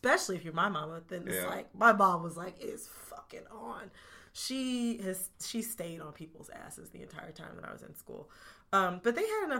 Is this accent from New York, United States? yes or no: no; Oakland County, Michigan, United States; I'm from Oakland County